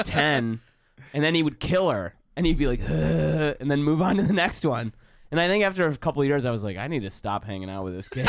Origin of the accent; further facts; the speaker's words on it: Detroit, Michigan, United States; also born or lived in Plymouth / Canton / Southfield; I was born in Detroit, raised around Detroit